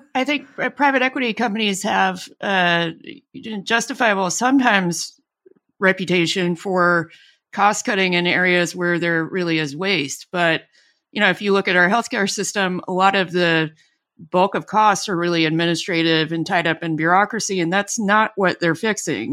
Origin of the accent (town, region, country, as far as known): Alabama, United States; born or raised there